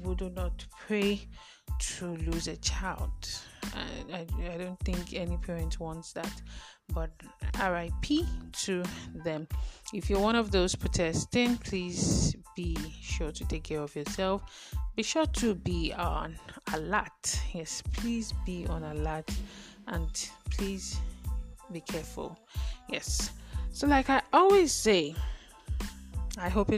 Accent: Nigeria; Growing up in Nigeria

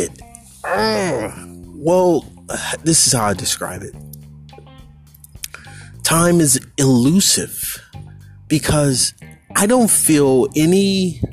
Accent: Bay Area, California, United States; moved away as an adult; here I am in 2021, back in my hometown, and everything is like totally changed.

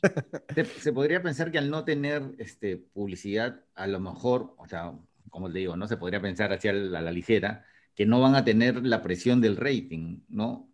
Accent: Peru; como peruano

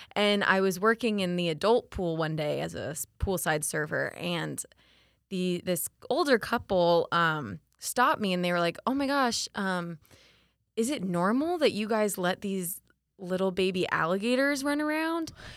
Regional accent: Winter Haven, Florida, United States; also born or lived in Orlando; I grew up in Winter Haven

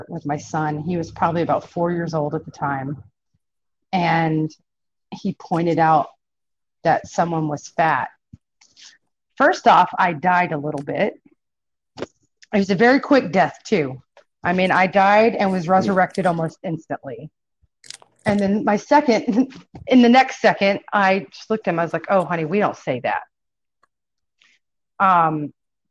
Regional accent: Irving, Texas, United States; I grew up in South Irving, where it was primarily Black and Hispanic growing up

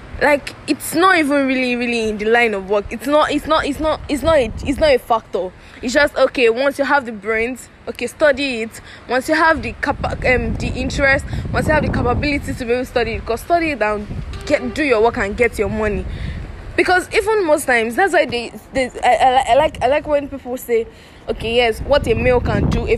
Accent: Nigeria; Nigeria is my country. I'm a Nigerian.

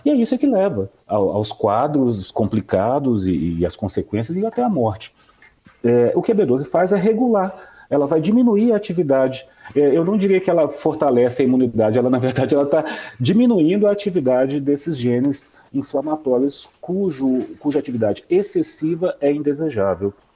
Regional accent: Minas Gerais, Brazil; como bom mineiro que sou

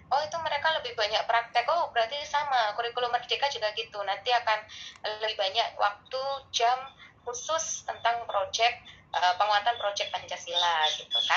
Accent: East Java, Indonesia; Misalnya kayak saya orang Jawa Timur tuh, ya udah kita ngomongnya nggak usah bahasa Indonesia.

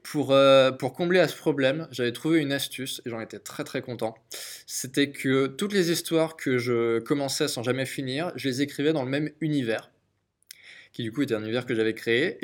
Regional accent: Angers, Pays de la Loire, France; ma ville natale, Angers

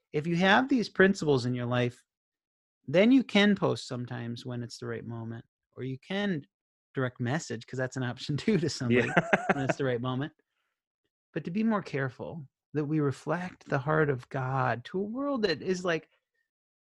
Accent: Minnesota, United States; I'm from Minnesota

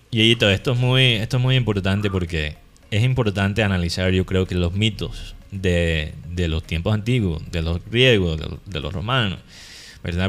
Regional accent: Caribbean coast, Colombia

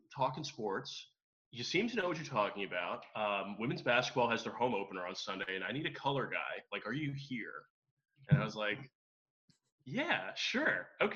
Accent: Philadelphia area, Pennsylvania, United States; I was familiar with growing up in the Philadelphia area

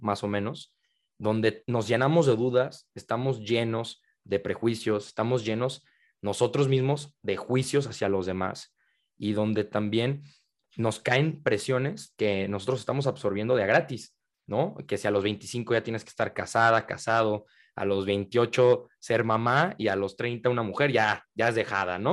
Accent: Guadalajara, Jalisco, Mexico; yo soy de Guadalajara, en la tierra del el tequila

